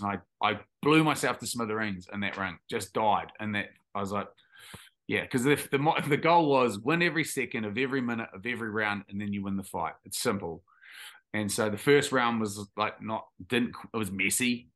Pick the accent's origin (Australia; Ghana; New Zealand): New Zealand; Tauranga, Bay of Plenty; also born or lived in Taranaki; we grew up in Taranaki, and then my parents moved, my parents are dairy farmers, so we moved to, um, to Tauranga, or on the outskirts